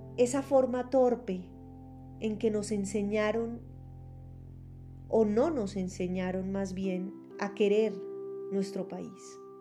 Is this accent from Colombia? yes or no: yes; Colombia; como colombianos